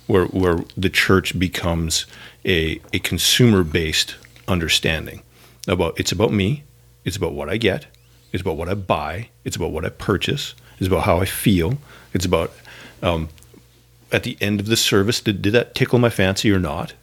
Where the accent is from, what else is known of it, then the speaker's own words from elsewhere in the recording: Canada; now in Northern California, United States; As a Canadian